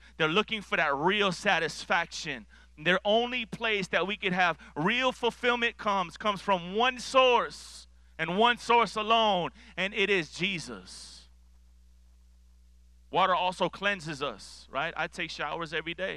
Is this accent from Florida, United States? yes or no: yes; Miami, Florida, United States; I grew up in Miami, Florida